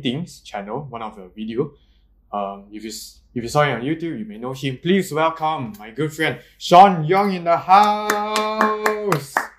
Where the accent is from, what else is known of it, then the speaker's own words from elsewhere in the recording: Malaysia; I'm still Malaysian, kind